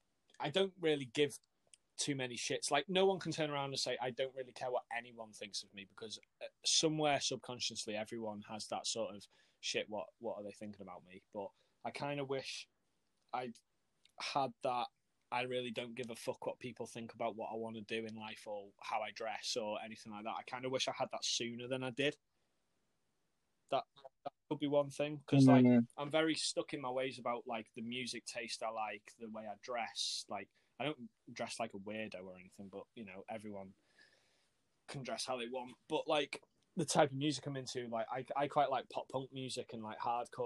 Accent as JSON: {"language": "English", "region": "Wales", "country": "United Kingdom", "also_born_or_lived": "Yorkshire", "accent": "a bit of a Yorkshire twang", "said": "my accent's really cool, weird, because like, I'm from Wales, but I moved to Yorkshire for 4 years and then I moved back. So I've kind of got a bit of a Yorkshire twang, but because I'm from North Wales, I don't have that proper stereotypical Gavin and Stacey sort of accent."}